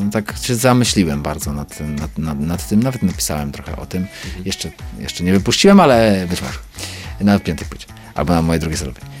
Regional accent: Lemko Region, Poland; Ja jestem łemkiem. Mhm więc jestem, no, powiedzmy, góralem, tak? No, można tak powiedzieć. I, um, i mam, mam swój język

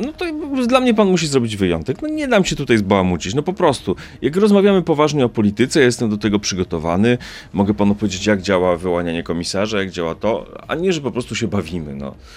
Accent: a village near Rzeszów, Subcarpathian Voivodeship, Poland; Pochodzę ze wsi spod Rzeszowa

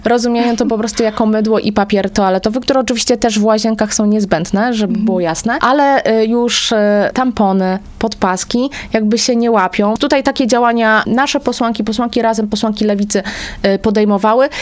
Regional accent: Kutno, Łódź Voivodeship, Poland; u mnie w rodzinnym Kutnie

